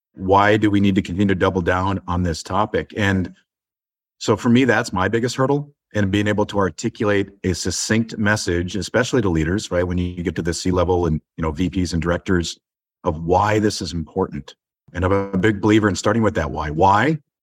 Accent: Inver Grove Heights, Minnesota, United States; I grew up in the suburbs of Saint Paul, Minnesota.

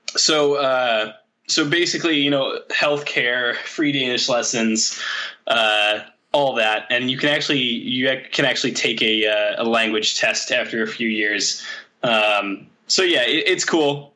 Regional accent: Michigan, United States; moved away as an adult; also born or lived in Chicago / Seattle / Saudi Arabia; now in Denmark; I was still living in my home state of Michigan

